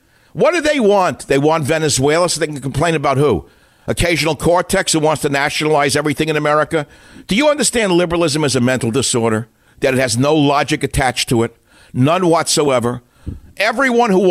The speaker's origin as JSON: {"language": "English", "town": "New York City", "region": "New York", "country": "United States", "moved": "yes", "said": "I'm a New Yorker."}